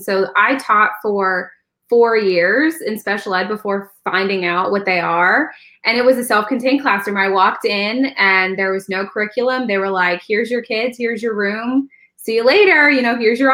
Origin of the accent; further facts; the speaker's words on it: Pennsylvania, United States; moved away as an adult; also born or lived in Virginia / Delaware / Texas / Georgia; now in Florida, United States; I'm from Pennsylvania, but I've taught in Pennsylvania and I've taught in Virginia